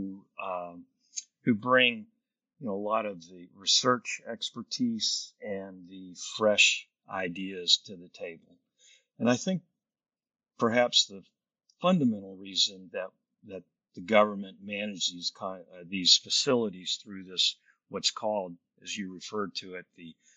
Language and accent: English; Lubbock, Texas, United States; where I grew up in Lubbock